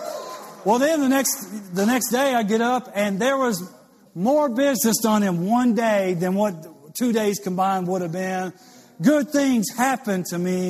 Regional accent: Louisiana, United States; I went to LSU baseball camp growing up in Louisiana

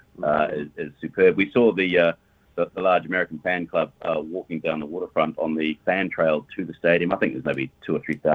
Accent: Wellington, New Zealand; I'm from Wellington, New Zealand

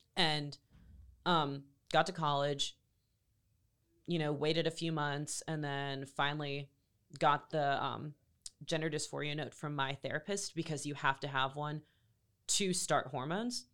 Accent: Greenville, North Carolina, United States; also born or lived in Raleigh, North Carolina; I grew up in Greenville um, half my life, and then I grew up in Raleigh the other half

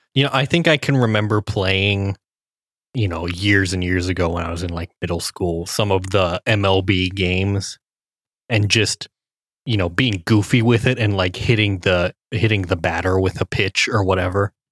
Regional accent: Cincinnati, Ohio, United States; I grew up in Cincinnati

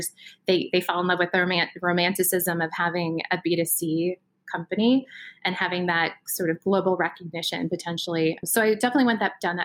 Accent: Iowa, United States; I'm from Iowa originally.

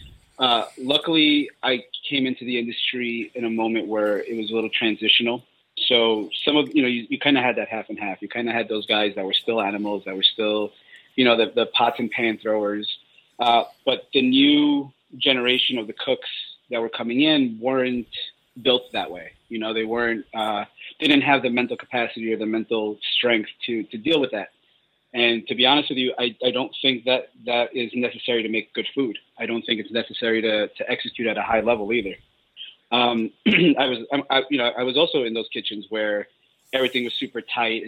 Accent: New York City, New York, United States; moved away as an adult; also born or lived in Colombia; I was born in Colombia in South America, and we moved here when I was 3 years old. So I moved here in 88, moved to New York City, and I was raised in Queens and never left until 4 years ago.

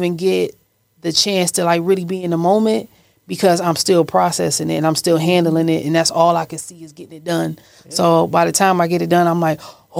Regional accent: Cleveland, Ohio, United States; Cleveland, Ohio.

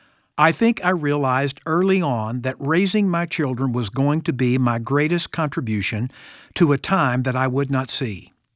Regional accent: Ozark, Missouri, United States; Boyhood was pretty simple for me growing up in Ozark, Missouri. I think one reason it was so secure was that even though I lived in a small town, I had a big dad.

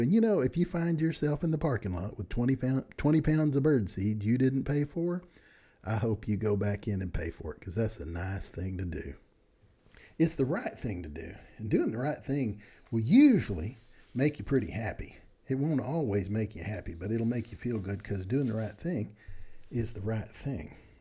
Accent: Texas, United States; I'm from Texas

